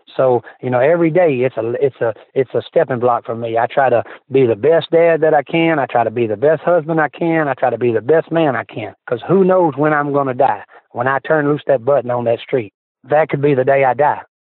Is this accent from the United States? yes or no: yes; Memphis, Tennessee, United States; I was born in Memphis, Tennessee, St. Joseph Hospital